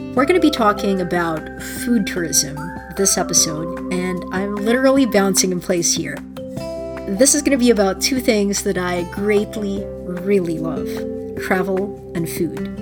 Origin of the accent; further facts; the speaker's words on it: Philippines; moved away; my own identity is inextricably tied to my experiences growing up in the Philippines